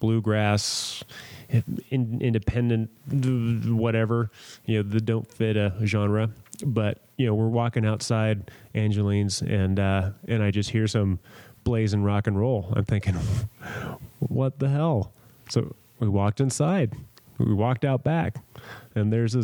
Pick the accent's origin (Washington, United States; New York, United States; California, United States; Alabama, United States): California, United States; San Diego; moved away; growing up in San Diego